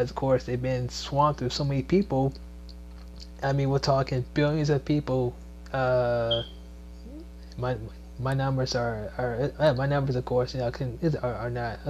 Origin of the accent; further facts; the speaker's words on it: Maryland, United States; also born or lived in Washington, D.C. / Virginia; now in Georgia, United States; It's not just my hometown, Maryland. It's not my birthplace, D.C. It's not, let's say, a place I called home for a while, Virginia